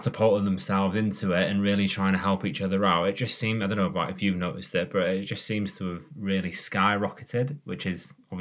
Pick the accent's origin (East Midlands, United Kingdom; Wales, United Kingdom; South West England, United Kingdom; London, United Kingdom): Wales, United Kingdom; I'm Welsh